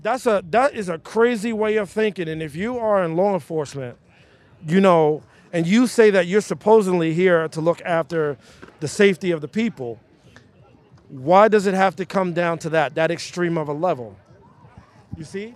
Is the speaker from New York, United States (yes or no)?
yes; New York City, New York, United States; as a young kid growing up in Bed-Stuy, Brooklyn